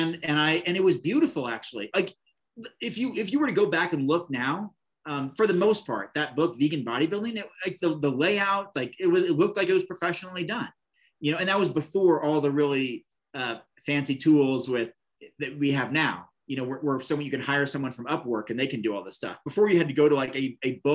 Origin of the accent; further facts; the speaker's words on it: Oregon, United States; Bend, Oregon, this little town, and my home state